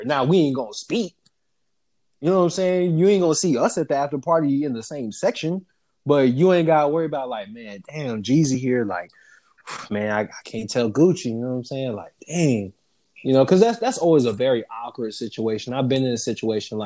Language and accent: English; Southern Georgia, United States; I'm from Georgia, but I'm from Southern Georgia. I ain't from Atlanta